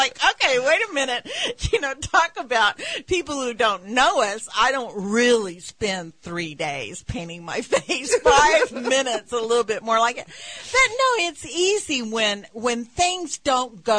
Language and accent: English; West Texas, United States; growing up in West Texas